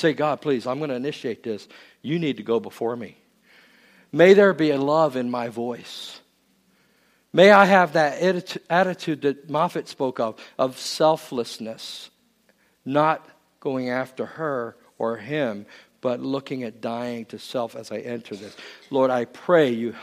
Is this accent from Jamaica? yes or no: no; England, United Kingdom; moved away; I was born in England